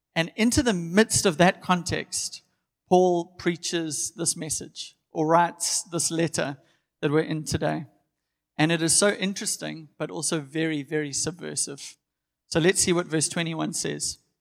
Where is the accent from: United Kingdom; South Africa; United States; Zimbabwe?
South Africa; Durban, KwaZulu-Natal; I'm born and bred in Durban. I've always lived here